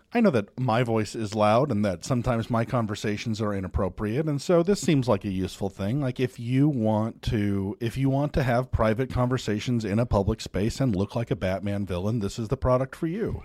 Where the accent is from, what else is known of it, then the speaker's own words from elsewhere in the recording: United States; I'm American